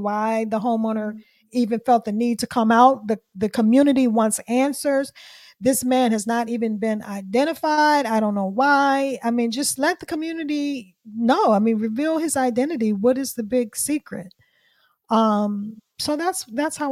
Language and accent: English; Washington, District of Columbia, United States; this is D.C. is my hometown. I'm from D.C.